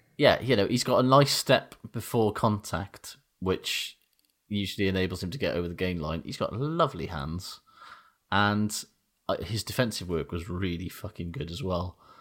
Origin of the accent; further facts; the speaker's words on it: Aberdeen, Scotland, United Kingdom; I'm from Aberdeen